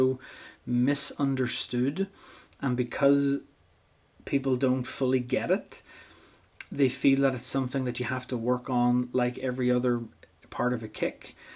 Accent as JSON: {"language": "English", "town": "Portadown", "region": "Northern Ireland", "country": "United Kingdom", "said": "And as an Ulsterman myself, and being from Portadown"}